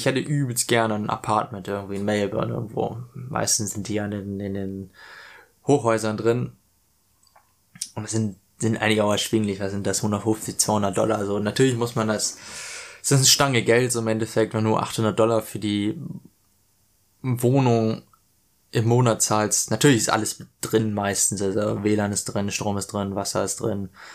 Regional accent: Hanover, Lower Saxony, Germany; moved away as an adult; now in Australia; ich komme aus Hannover

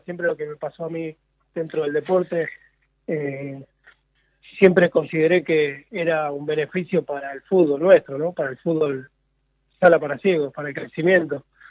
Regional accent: San Pedro, Buenos Aires Province, Argentina; yo nací acá en San Pedro, provincia de Buenos Aires, nací ciego

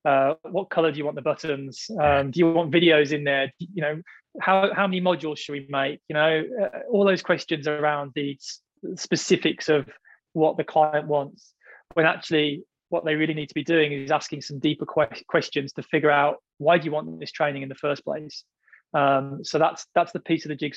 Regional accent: United Kingdom; now in Australia; I'm British, but now I live in Australia

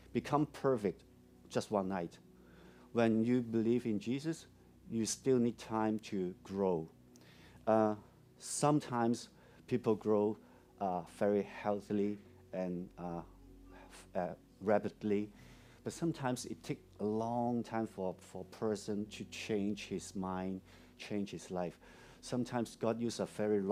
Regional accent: Hong Kong; English is a second language; I'm a local Hong Konger or a Hong Kong kid. I was born in a very poor family

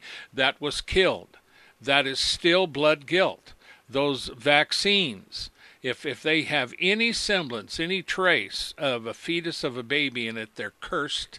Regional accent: United States; When I was born in America, I was raised by my parents to know right and wrong

